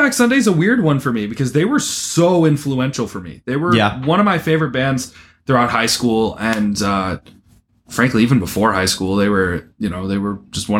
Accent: Midwest, United States; accent: Midwestern; now in Jackson, United States; my Midwestern accent comes out more

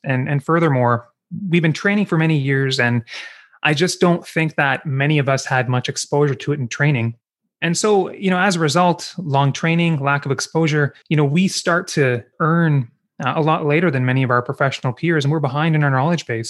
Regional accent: Kingston, Ontario, Canada; also born or lived in Vancouver, British Columbia; I grew up in Kingston

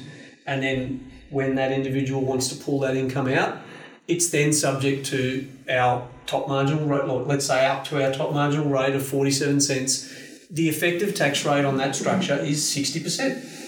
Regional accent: Australia; I'm not a US citizen, I'm just an Australian citizen, tax resident. I don't even step foot over there.

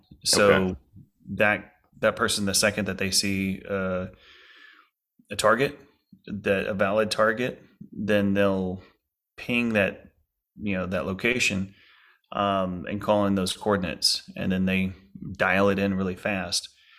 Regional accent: Lake Charles, Louisiana, United States; home was hit in Lake Charles, Louisiana, by Hurricane Laura and then Hurricane Delta. So my city, my hometown city, just got hit so hard.

